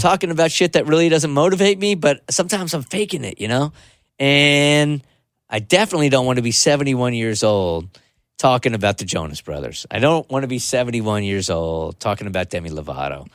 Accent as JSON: {"language": "English", "town": "San Diego", "region": "California", "country": "United States", "tie": "born or raised there", "said": "I grew up in San Diego"}